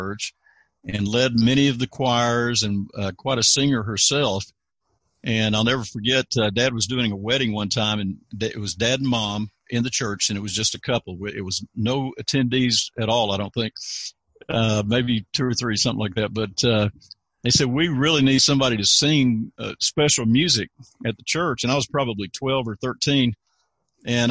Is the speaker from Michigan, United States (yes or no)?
no; Fayetteville, North Carolina, United States; also born or lived in Cisco, Texas; now in Texas, United States; Fayetteville, North Carolina, next to Fort Bragg, North Carolina, and I was actually born in Cisco, Texas